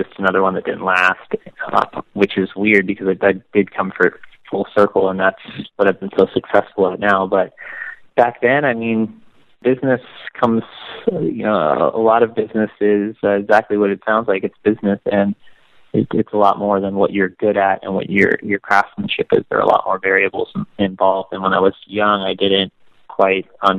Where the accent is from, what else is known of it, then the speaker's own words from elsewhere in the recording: Las Vegas, Nevada, United States; I grew up in Las Vegas